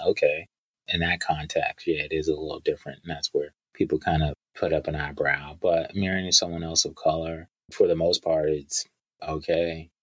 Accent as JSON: {"language": "English", "country": "United States", "tie": "born or raised there", "said": "As a black man growing up in America"}